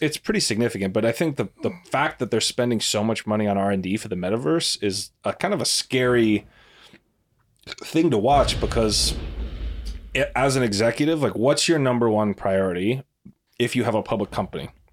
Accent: United States; as an American

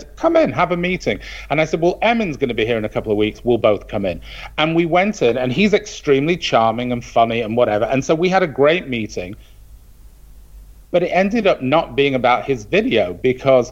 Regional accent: Manchester, North West England, United Kingdom; moved away; I grew up in Manchester.

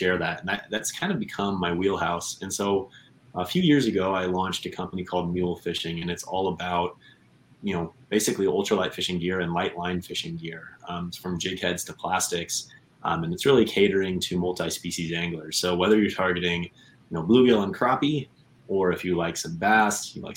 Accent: Kansas, United States; also born or lived in Southwest Michigan; now in Michigan, United States; I live in Southwest Michigan. I grew up originally in Kansas

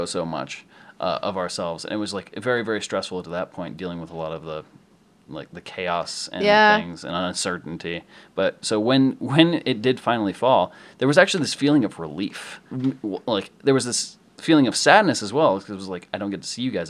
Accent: Ohio, United States; moved away; I went back to Ohio to visit for Thanksgiving

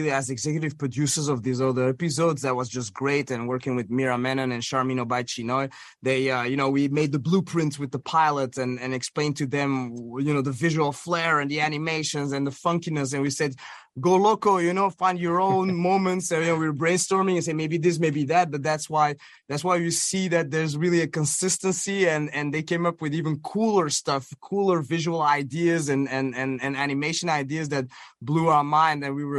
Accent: Belgium; all those TV shows that also, you know, that we grew up watching in Belgium

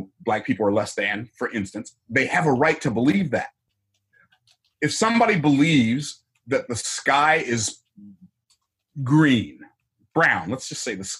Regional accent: Tampa, Florida, United States; I was born in the town I live in now. I was born in Tampa, Florida in 1961

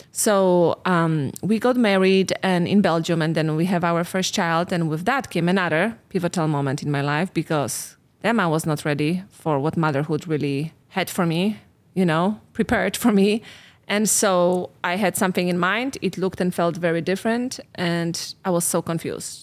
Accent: Poland; moved away as an adult; I'm from Poland.

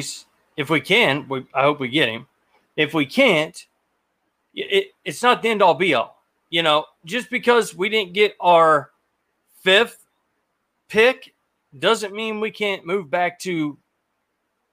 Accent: Columbus, Ohio, United States; now in Alabama, United States; I grew up in Columbus. I'm born, bred, raised a Buckeye, man. I live in Alabama now

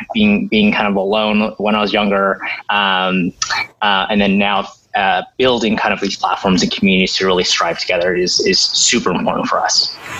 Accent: Diamond Bar, California, United States; now in New York City, United States; I grew up in um, the suburbs of LA. Um, if people know Diamond Bar

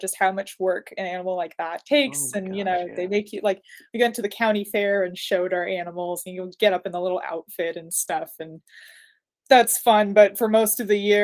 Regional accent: Napa, California, United States; also born or lived in Texas / Reno; mostly in Northern California

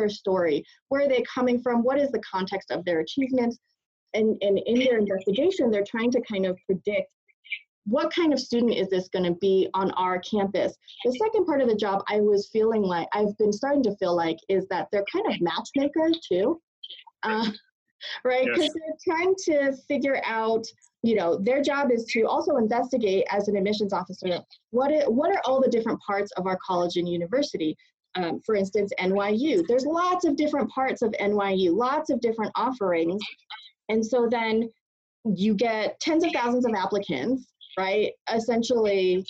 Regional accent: Western Massachusetts, United States; also born or lived in Boston; I was born in Boston, raised in Western Massachusetts, where I grew up in a very racially hostile community towards my family.

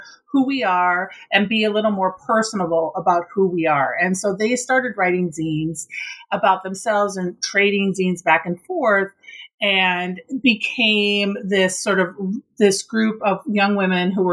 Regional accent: Minnesota, United States; born or raised there

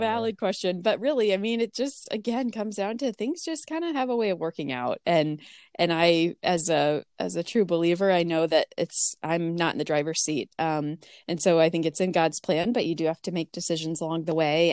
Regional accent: Boone, Iowa, United States; moved away as an adult; also born or lived in Michigan / Urbandale, Iowa; back in my hometown where I grew up

